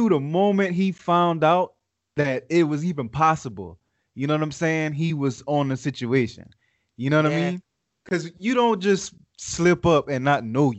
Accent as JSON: {"language": "English", "region": "the South", "country": "United States", "said": "I don't know if I'm whack for saying this, but I guess because I'm from the South, but I'm going to say …"}